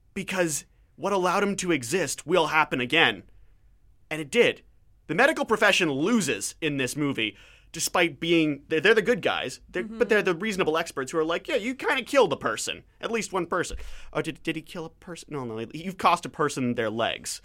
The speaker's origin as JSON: {"language": "English", "country": "Canada", "said": "as a Canadian, as an outsider looking"}